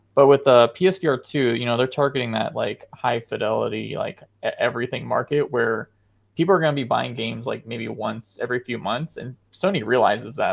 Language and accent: English; United States; I am an American